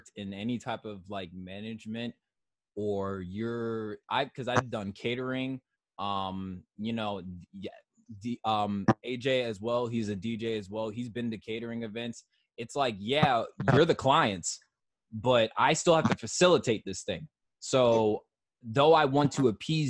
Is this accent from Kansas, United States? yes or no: yes; Kansas, United States; now in Maryland, United States; I grew up in Kansas